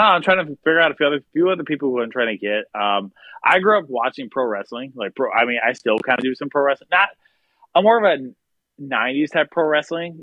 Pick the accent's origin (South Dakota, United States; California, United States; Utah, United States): South Dakota, United States; Pierre; also born or lived in Watertown, South Dakota / Clark, South Dakota / Sioux Falls, South Dakota / Minneapolis, Minnesota; And then I then I lived in Pierre until I was graduated high school